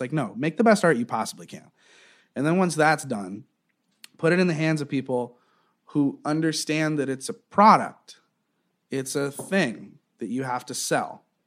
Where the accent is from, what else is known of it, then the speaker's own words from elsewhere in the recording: Southwest Florida, United States; also born or lived in Eugene, Oregon / Wilmington, North Carolina; I kinda grew up in, in Southwest Florida